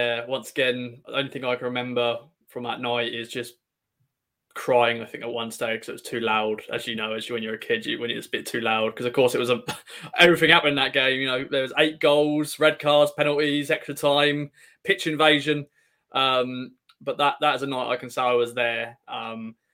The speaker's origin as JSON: {"language": "English", "town": "Ipswich", "region": "East of England", "country": "United Kingdom", "tie": "born or raised there", "accent": "Suffolk", "said": "Born and raised Ipswich boy, as you can hear the Suffolk dulcet tones"}